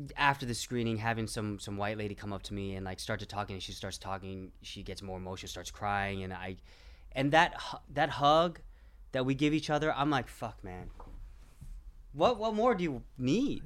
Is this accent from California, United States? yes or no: yes; Orange County, California, United States; also born or lived in Garden Grove, California; I was born in Garden Grove, and I grew up mostly, you know, in the suburbs of Orange County